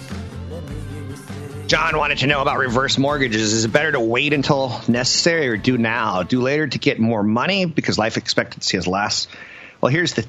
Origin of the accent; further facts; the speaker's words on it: United States; as an American